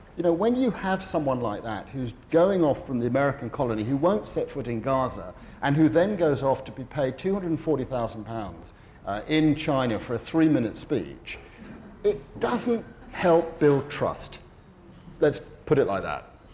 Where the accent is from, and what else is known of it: United Kingdom